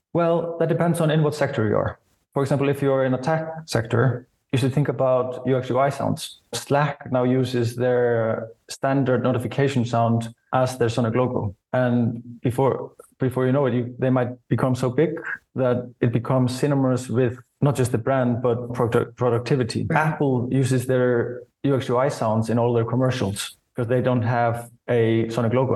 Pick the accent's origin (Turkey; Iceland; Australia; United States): Iceland; So I grew up in Iceland, and the first Icelandic rap I was exposed to was actually from a commercial.